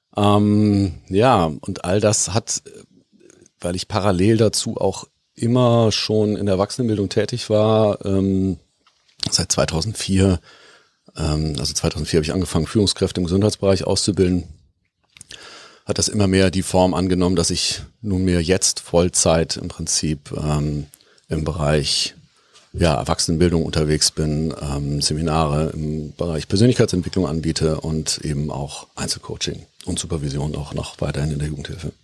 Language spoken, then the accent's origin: German; Bonn, North Rhine-Westphalia, Germany; moved away as an adult; also born or lived in Hamburg; Ich bin ähm, gebürtiger Bonner